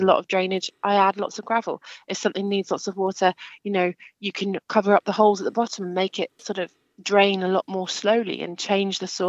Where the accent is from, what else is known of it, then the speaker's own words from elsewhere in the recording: Kent, South East England, United Kingdom; moved away; also born or lived in Scotland; where I grew up in Kent. And then I've moved around a lot, lived in Scotland, lived in the southwest